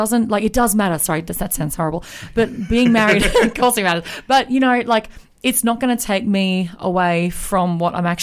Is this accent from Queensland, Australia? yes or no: yes; Moranbah, Queensland, Australia; we grew up in Moranbah together